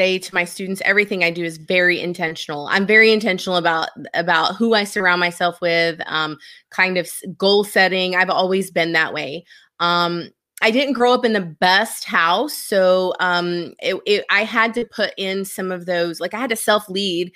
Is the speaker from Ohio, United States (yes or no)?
no; Seminole, Texas, United States; So I grew up in Seminole, Texas. It is a town way out in West Texas on the New Mexico border.